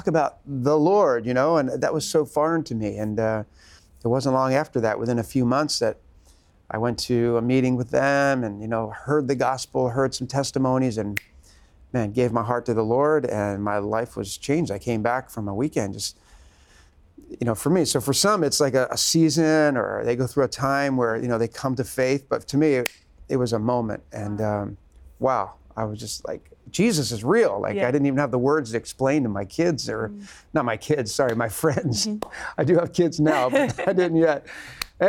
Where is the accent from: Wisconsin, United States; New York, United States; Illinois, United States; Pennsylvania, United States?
Pennsylvania, United States; just outside of Philadelphia; I grew up just outside of Philadelphia in the U.S.